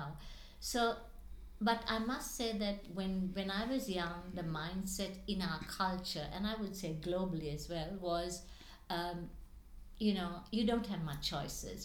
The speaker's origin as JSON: {"language": "English", "country": "Sri Lanka", "tie": "born or raised there", "moved": "yes", "said": "I was born in Sri Lanka"}